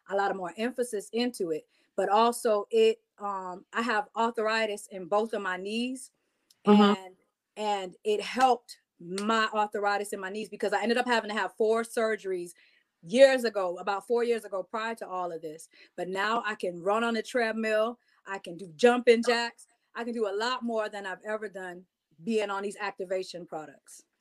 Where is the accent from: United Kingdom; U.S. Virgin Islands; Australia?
U.S. Virgin Islands; because I'm from the Virgin Islands originally, I always like dressing more Afrocentric